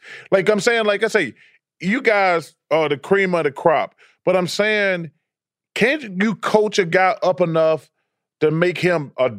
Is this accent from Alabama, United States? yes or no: yes; Alabama, United States; I was in Alabama.